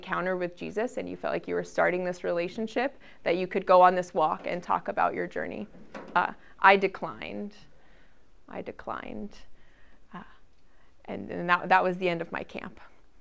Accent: Henderson, Nevada, United States; moved away as an adult; also born or lived in Lincoln, Nebraska; I moved from Henderson, that was my suburb of Las Vegas. I moved to Lincoln, Nebraska to go to the university.

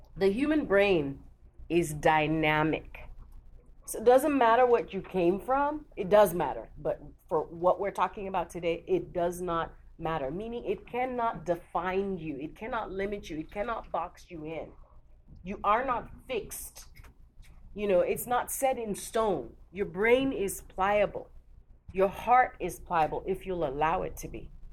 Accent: Lagos, Nigeria; I'm from Lagos

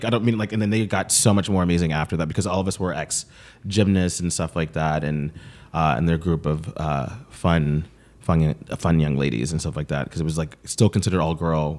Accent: Brooklyn, New York, United States; also born or lived in Atlanta / London; So yeah, so I grew up performing

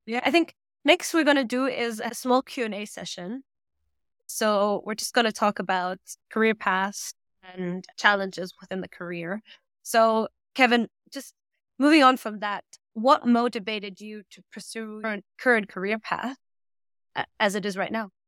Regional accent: Germany; first language German; English is a second language; moved away as an adult; also born or lived in London; we both grew up in Germany. Both our mother tongues are German and, well, I'm half Australian, so I grew up in an international environment.

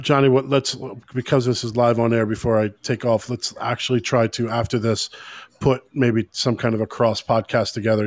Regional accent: United States; now in Dublin, Ireland; being the American here in Ireland

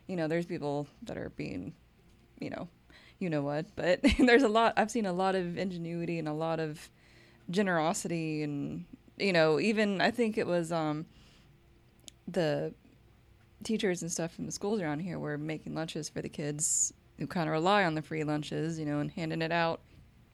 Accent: Bowling Green, Kentucky, United States; moved away as an adult; also born or lived in Georgia; now in Glasgow, United States; I love Bowling Green, which is where I grew up, I was born in Georgia but raised in Bowling Green

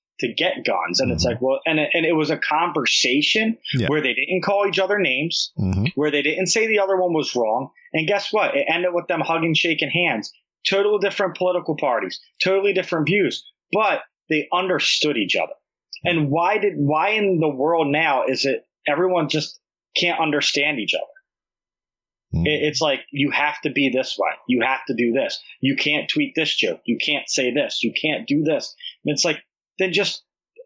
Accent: New Jersey, United States; I'm from Jersey. When you meet someone from Jersey, you talk really fast and with an accent.

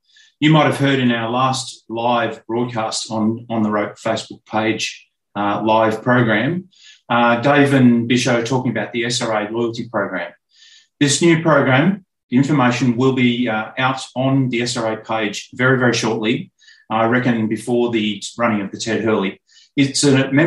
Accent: Mildura, Victoria, Australia; my hometown, Mildura

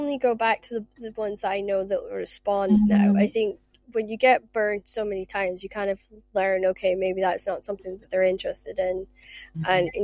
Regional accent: Shetland, Scotland, United Kingdom; moved away; also born or lived in Aberdeen; I spent half my life in Aberdeen, and with Shetland Times, because I come from Shetland

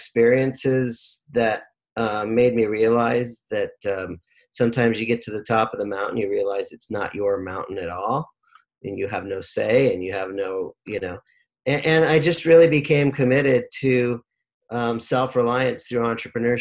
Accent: Rancho Cucamonga, California, United States; also born or lived in Lynwood, California / Long Beach, California; when I was about 7 years old, we moved to Rancho Cucamonga, Alta Loma, went to Alta Loma High School, grew up in the Inland Empire

